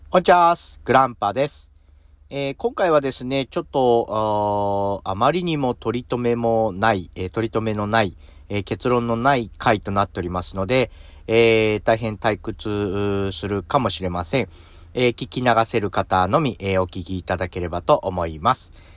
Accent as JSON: {"language": "Japanese", "region": "a small island in Hiroshima", "country": "Japan", "tie": "born or raised there", "also_born_or_lived": "Tokyo", "moved": "as an adult", "said": "東京に僕がですね、行ったのが、え18歳、え広島のちっちゃな島から、え飛び出して東京に行きました"}